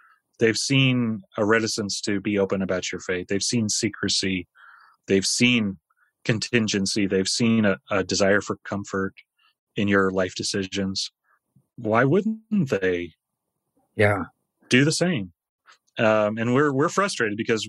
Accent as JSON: {"language": "English", "country": "United States", "moved": "as an adult", "said": "I'm an American"}